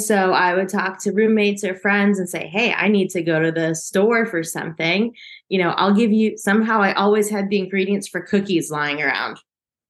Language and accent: English; United States; moved away as an adult; also born or lived in South Korea; now in Alicante, Spain; I grew up in the States, and so I was there until I was 26, 27 when I left the States